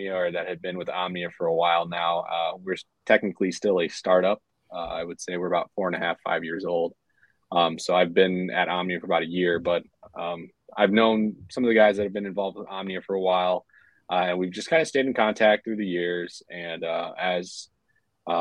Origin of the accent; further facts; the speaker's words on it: St. Paul, Minnesota, United States; I'm from born and raised Minnesota. I would say St. Paul is probably my home more so than Minneapolis is.